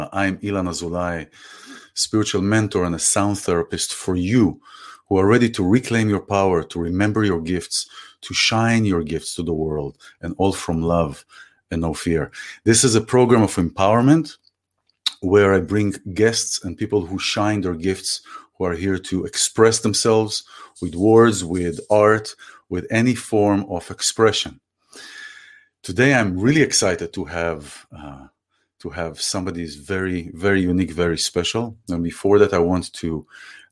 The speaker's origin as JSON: {"language": "English", "country": "Israel", "said": "we're also connected through the language, through the place of where we come from, Israel"}